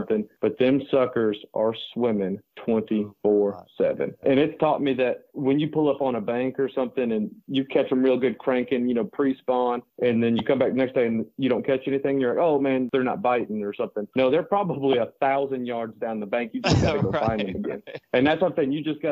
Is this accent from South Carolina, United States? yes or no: yes; Santee Cooper, South Carolina, United States; I grew up on Santee Cooper